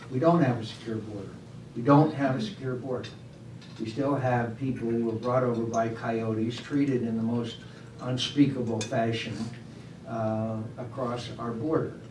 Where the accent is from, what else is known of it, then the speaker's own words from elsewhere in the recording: Arizona, United States; For my home state of Arizona